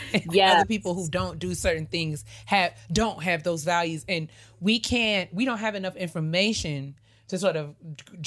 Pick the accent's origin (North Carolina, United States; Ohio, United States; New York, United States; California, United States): New York, United States; I grew up in New York